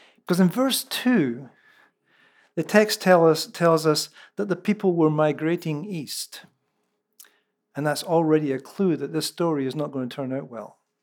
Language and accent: English; central Scotland, United Kingdom; first language Scots (Lallans); moved away